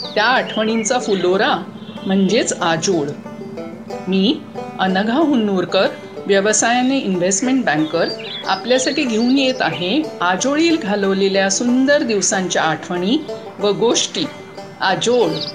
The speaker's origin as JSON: {"language": "Marathi", "town": "Mumbai", "region": "Maharashtra", "country": "India", "tie": "born or raised there", "also_born_or_lived": "Konkan", "said": "मुंबईत राहून"}